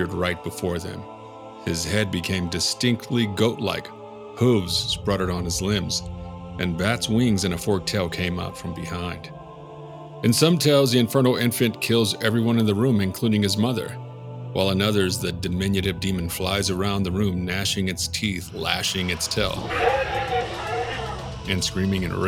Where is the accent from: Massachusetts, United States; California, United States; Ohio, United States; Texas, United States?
Texas, United States; we're from Texas